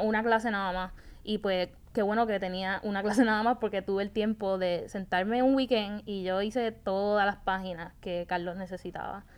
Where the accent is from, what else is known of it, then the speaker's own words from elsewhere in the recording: Puerto Rico; moved away as an adult; also born or lived in Atlanta; creciendo aquí en Puerto Rico